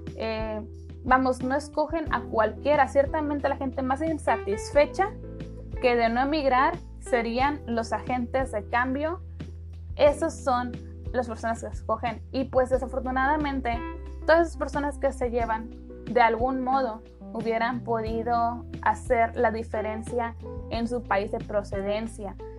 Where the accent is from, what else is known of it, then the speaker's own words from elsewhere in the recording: Mexico; México, ¿no? Bueno, de nuestro país